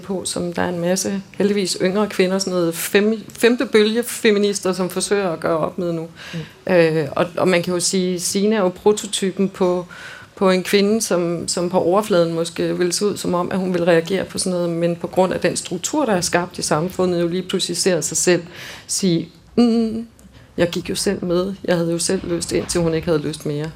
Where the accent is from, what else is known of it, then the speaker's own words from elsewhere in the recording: Denmark; som danskere